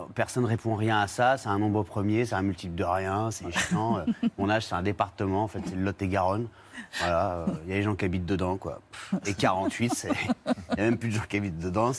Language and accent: French; Réunion; moved away as an adult; now in Paris, France; je suis un Réunionnais qui a beaucoup voyagé depuis petit